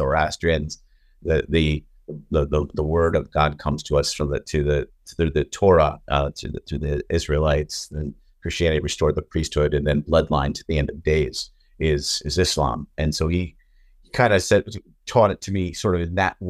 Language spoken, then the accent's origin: English; United States; I was born here in America, but I grew up in a Jewish community